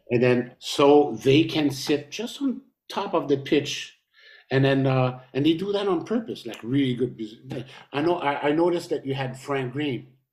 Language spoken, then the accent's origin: English; Montreal, Quebec, Canada; we came from Montreal